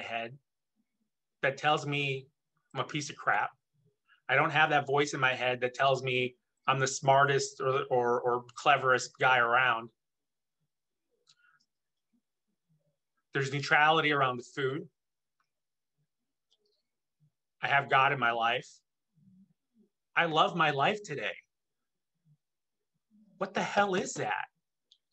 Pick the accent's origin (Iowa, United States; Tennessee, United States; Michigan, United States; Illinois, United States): Illinois, United States; Chicago; moved away; I'm originally from Chicago in the Midwest